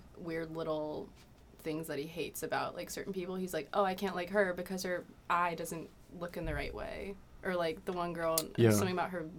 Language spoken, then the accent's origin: English; Maryland, United States; I'm from Maryland.